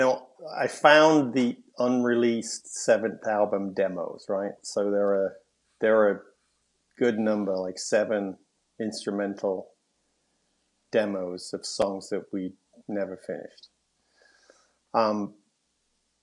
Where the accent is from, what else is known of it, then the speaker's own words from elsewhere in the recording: London, United Kingdom; also born or lived in Nottingham; I was born at home in Highbury.